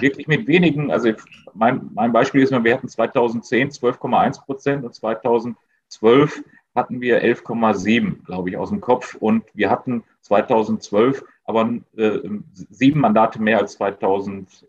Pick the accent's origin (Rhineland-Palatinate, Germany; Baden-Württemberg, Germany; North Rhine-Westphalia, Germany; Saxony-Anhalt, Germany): North Rhine-Westphalia, Germany; Essen; als Essener